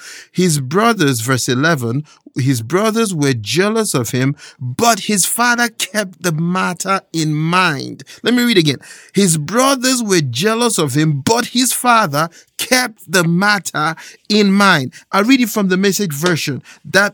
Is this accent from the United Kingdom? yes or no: no; Nigeria; moved away; I was born and raised in Nigeria, and there's a phrase that we have back home